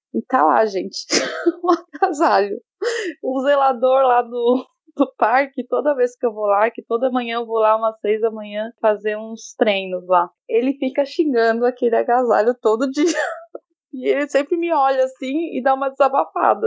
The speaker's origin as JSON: {"language": "Portuguese", "country": "Chile", "tie": "born or raised there", "moved": "yes", "lives_now": "Tokyo, Japan", "said": "eu nasci no Chile"}